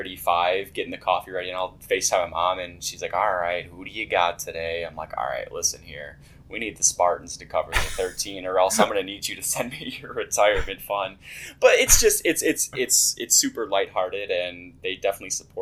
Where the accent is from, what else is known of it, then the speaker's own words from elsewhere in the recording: Chicago, Illinois, United States; I'm from Chicago